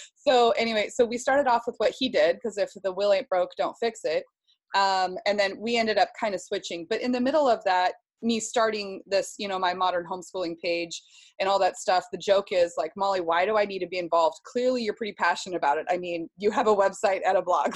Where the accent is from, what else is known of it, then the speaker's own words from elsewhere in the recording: Seattle, Washington, United States; I was raised in Seattle, um, about just 10 minutes, 15 minutes south of the Space Needle